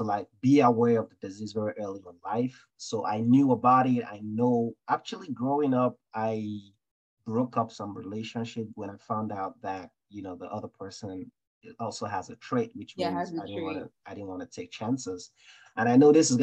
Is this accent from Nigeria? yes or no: yes; Nigeria; growing up in Nigeria